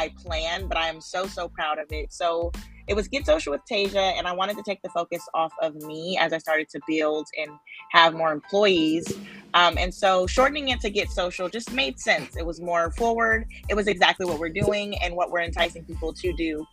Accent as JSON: {"language": "English", "town": "Oakland", "region": "California", "country": "United States", "tie": "born or raised there", "said": "I grew up in Oakland, where, you know, the founding of the Black Panthers"}